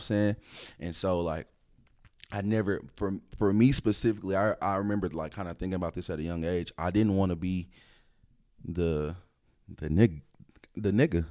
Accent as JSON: {"language": "English", "town": "Dallas", "region": "Texas", "country": "United States", "tie": "born or raised there", "also_born_or_lived": "DeSoto / Duncanville / Oak Cliff / Grand Prairie", "said": "I'm from the Dallas area"}